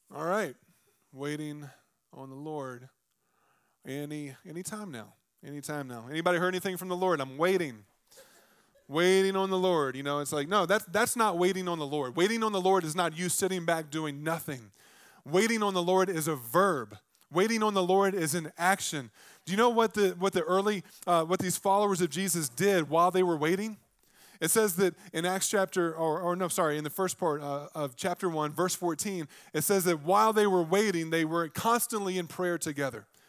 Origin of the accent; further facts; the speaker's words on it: Virginia, United States; I'm from Virginia